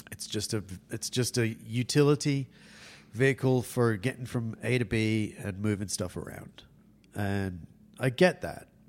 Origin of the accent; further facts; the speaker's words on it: England, United Kingdom; now in California, United States; I'm English